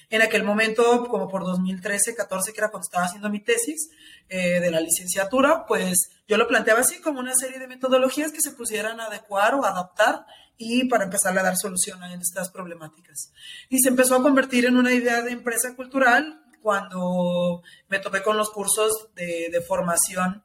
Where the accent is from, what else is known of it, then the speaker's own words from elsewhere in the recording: Tepatitlán, Jalisco, Mexico; also born or lived in Guadalajara; Tepatitlán, que es la ciudad de donde yo soy, es una hora aquí de Guadalajara